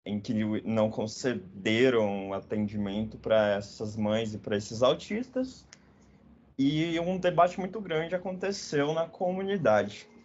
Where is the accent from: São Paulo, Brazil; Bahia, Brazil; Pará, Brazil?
Pará, Brazil; Belém; Eu sou de Belém do Pará.